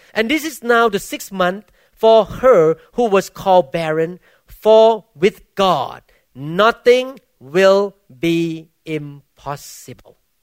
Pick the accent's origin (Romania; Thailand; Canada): Thailand; English is a second language; now in United States; I came from Baptist background in Thailand